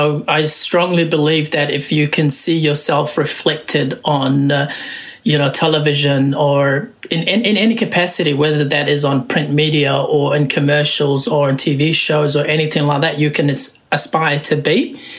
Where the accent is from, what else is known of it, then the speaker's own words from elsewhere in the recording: Wellington, New Zealand; also born or lived in Somalia / Kenya; I'm a filmmaker, originally from Somalia. I grew up in Wellington. Came to New Zealand when I was about 12, so born in Somalia.